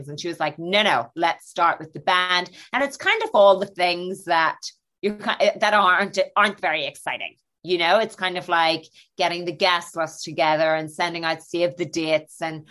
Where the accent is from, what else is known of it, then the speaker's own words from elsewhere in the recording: Northern Ireland, United Kingdom; now in London, United Kingdom; I'm from the North